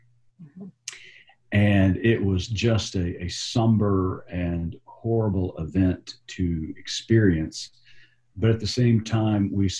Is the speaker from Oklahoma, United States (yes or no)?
yes; Tulsa, Oklahoma, United States; also born or lived in Texas; I'm a native Okie. I grew up in Tulsa, Oklahoma.